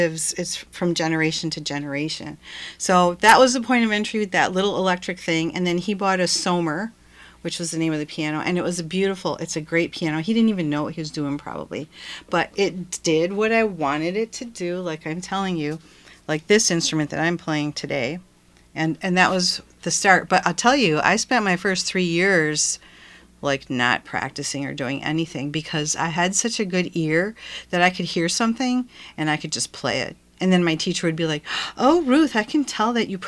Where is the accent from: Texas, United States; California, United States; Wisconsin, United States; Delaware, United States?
Wisconsin, United States; Milwaukee; I grew up in Milwaukee, in the Milwaukee area